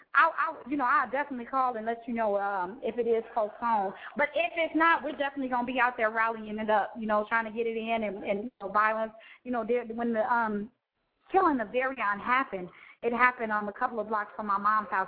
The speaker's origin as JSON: {"language": "English", "town": "Chicago", "region": "Illinois", "country": "United States", "said": "I'm originally from Chicago"}